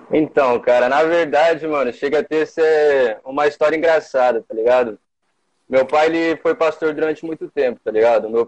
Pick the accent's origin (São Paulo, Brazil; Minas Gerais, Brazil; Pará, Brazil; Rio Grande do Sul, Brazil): São Paulo, Brazil; São José do Rio Preto; Eu tenho 20 anos, sou aqui de São José do Rio Preto, do bairro aqui da Zona Sul, aqui de Cidade Nova.